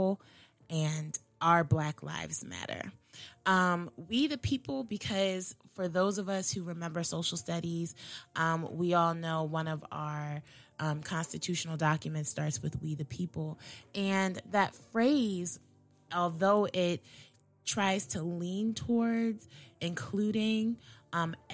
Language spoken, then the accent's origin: English; Maryland, United States; a Black girl growing up in Maryland